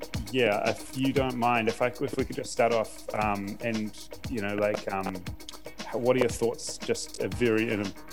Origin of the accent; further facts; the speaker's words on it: Seattle, Washington, United States; moved away; I grew up in Seattle